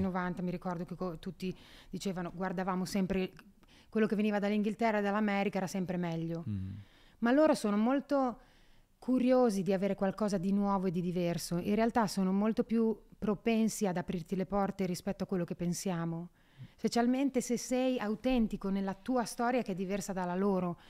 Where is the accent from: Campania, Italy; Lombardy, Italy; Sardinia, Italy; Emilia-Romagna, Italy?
Emilia-Romagna, Italy; Solarolo; Io vengo da Solarollo in provincia di Ravenna, siamo 4.000 persone